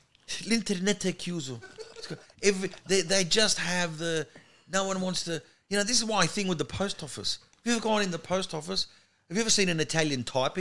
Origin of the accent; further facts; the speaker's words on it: Sydney, New South Wales, Australia; accent: Australian; now in Melbourne, Australia; I grew up in Sydney, but I live in Melbourne now.